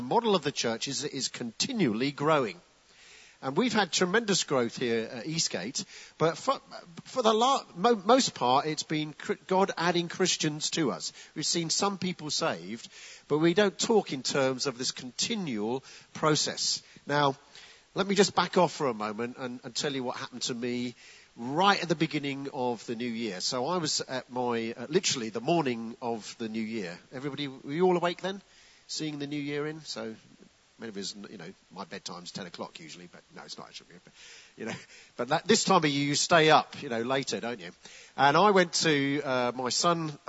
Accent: United Kingdom; also born or lived in Gravesend, Kent; we're British

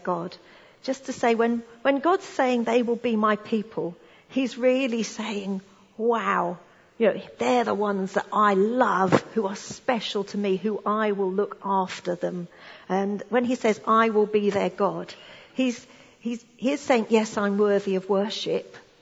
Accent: United Kingdom; us being British

